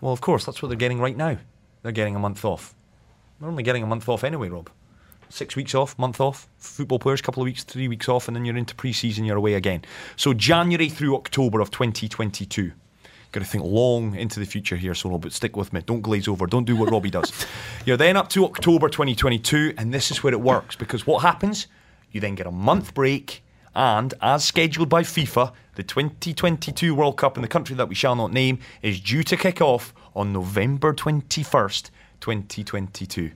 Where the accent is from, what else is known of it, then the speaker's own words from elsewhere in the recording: Scotland, United Kingdom; speaking as a Scotsman